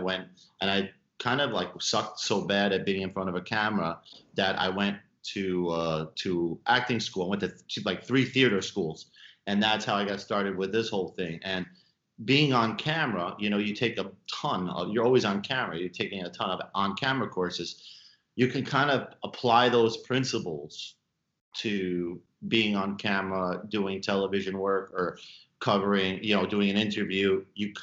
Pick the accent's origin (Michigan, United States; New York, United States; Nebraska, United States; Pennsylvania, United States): New York, United States; New York City; I'm from Brooklyn